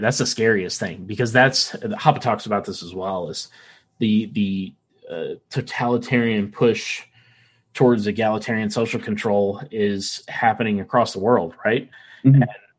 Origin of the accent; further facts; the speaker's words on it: the South, United States; accent: Southern; Like I said, I grew up in the South. You don't hear a Southern accent from me, do you?